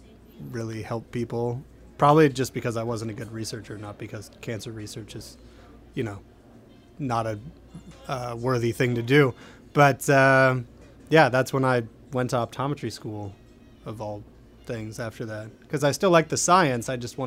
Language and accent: English; Pennsylvania, United States; Yeah, I came down from Pennsylvania to go to Tulane.